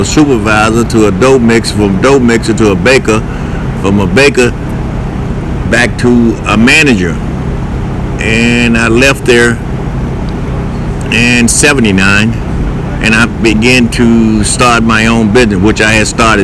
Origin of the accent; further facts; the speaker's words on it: Louisiana, United States; also born or lived in Lake Providence, Louisiana; I'm from Louisiana. I was born in a little town by the name of Lake Providence, Louisiana